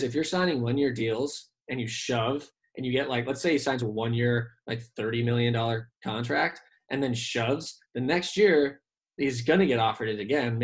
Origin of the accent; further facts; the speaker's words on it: San Diego, California, United States; I grew up in San Diego. I'm currently in San Diego